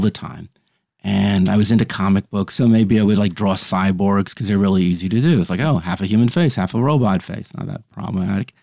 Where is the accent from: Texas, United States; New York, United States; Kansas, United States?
New York, United States; New York City; I grew up on the Upper West Side of Manhattan